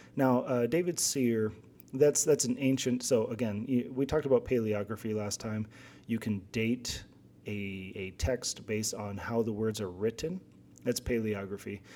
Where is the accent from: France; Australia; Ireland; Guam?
Guam; moved away; So I'm from Guam originally.